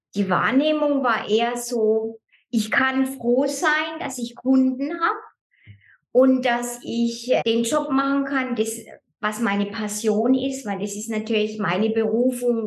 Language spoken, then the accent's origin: German; Germany; moved away as an adult; now in Lucerne, Switzerland; ich bin ja ursprünglich Deutsche. Mhm. Ich bin 2004 in die Schweiz gekommen